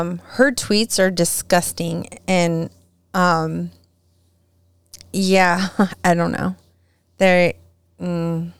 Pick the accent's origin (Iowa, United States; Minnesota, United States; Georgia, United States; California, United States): California, United States; Southern; growing up in SoCal